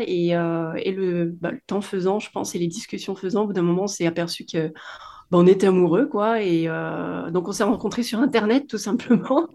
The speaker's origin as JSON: {"language": "French", "area": "Nord-Isère, near Lyon", "region": "Auvergne-Rhône-Alpes", "country": "France", "tie": "born or raised there", "moved": "as an adult", "lives_now": "Réunion, France", "said": "j'ai grandi en France métropolitaine, à une heure de Lyon à peu près, dans la campagne du Nord-Isère."}